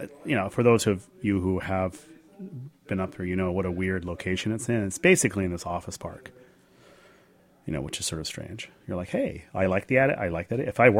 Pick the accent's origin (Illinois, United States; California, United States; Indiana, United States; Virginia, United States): California, United States; I go over and I walk into the bar, and I lead off with, "Hi, I'm from California, and I have a strange question for you.